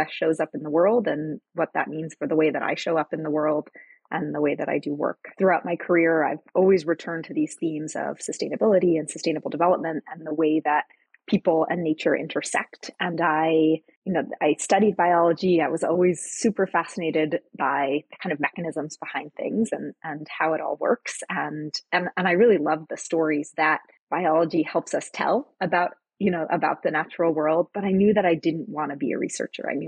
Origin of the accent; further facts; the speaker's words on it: Costa Rica; also born or lived in New Hampshire, United States; Born in New Hampshire. I was born in a really rural area. And when I was about three, my parents moved to Costa Rica. So I'm, you know, from the US, I'm a US citizen, but spent most of my childhood in a small town in th